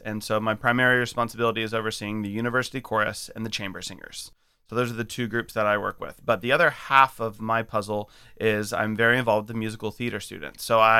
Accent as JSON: {"language": "English", "town": "Huntsville", "region": "Alabama", "country": "United States", "tie": "born or raised there", "said": "I grew up in Huntsville, Alabama. I lost the accent because one of my first choral conducting teachers said, your vowels are not good, …, so you need to fix those so the choirs can sing in tune."}